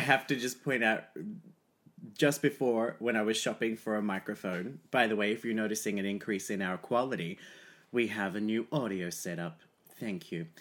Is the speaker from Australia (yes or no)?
yes; Australia; I'm Australian